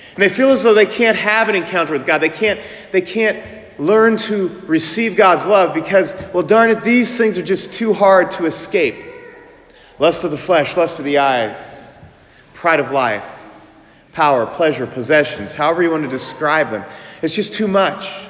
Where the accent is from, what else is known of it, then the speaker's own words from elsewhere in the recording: Manhattan, Kansas, United States; I'm from Manhattan, Kansas